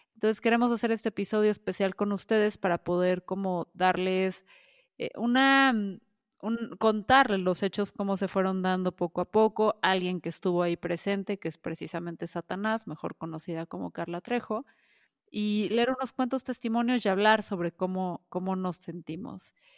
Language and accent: Spanish; Guadalajara, Jalisco, Mexico; como somos de Jalisco, específicamente de Guadalajara